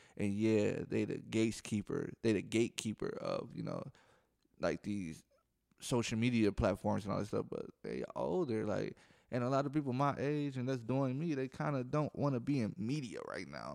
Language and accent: English; Milwaukee, Wisconsin, United States; I'm from Milwaukee, Wisconsin, so if I say jack, that mean I'm ly-, I'm, I'm saying people lying.